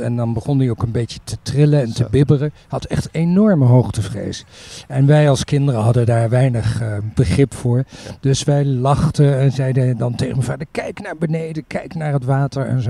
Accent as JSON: {"language": "Dutch", "region": "Utrecht", "country": "Netherlands", "tie": "born or raised there", "said": "daar ehm, ben ik geboren, min of meer in ieder geval opgegroeid tot mijn dertiende"}